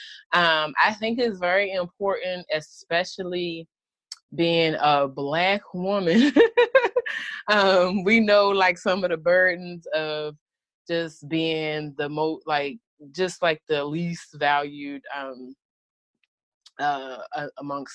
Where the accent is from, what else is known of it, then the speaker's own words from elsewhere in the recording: Baltimore, Maryland, United States; I'm just like from Baltimore. I grew up with drug addict parents.